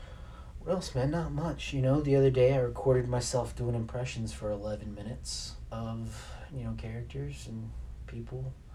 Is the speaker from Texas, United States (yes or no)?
yes; Kilgore, Texas, United States; I went to UT, you know, I went to Texas, you know, university, and I'm from Kilgore, Texas